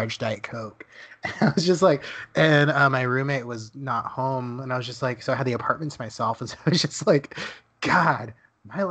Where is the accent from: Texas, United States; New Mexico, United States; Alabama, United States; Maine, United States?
Texas, United States; Dallas; moved away; Dallas is my hometown.